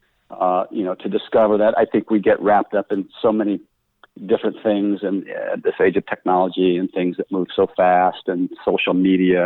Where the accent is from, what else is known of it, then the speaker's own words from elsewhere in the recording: Denver, Colorado, United States; I grew up in Denver